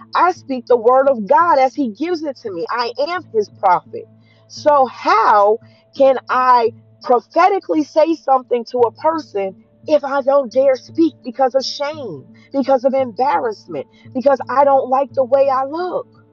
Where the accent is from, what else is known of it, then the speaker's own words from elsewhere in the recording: New Jersey, United States; I was a dark skinned girl growing up in New Jersey